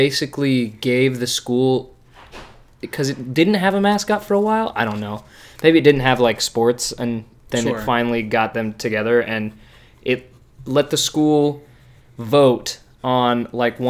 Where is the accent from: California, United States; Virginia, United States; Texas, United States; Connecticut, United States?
California, United States; Dunsmuir; moved away; It's called Dunsmuir, California.